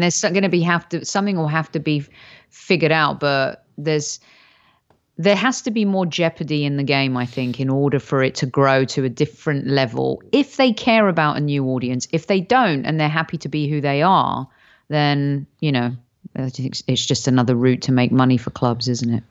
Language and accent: English; United Kingdom; moved away; as a Brit